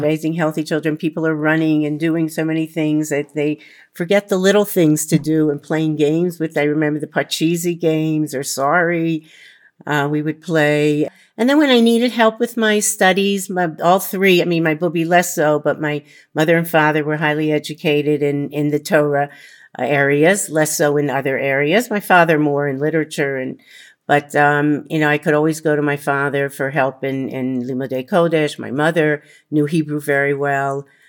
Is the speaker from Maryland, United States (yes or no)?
yes; Baltimore, Maryland, United States; moved away as an adult; now in Israel; I grew up in Baltimore, Maryland, in a home with two parents and a grandmother.